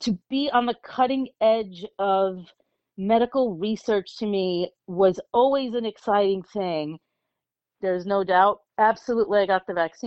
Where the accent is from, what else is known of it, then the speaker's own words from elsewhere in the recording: New York, United States; now in South Florida, United States; I'm a New Yorker. I was born and raised in New York.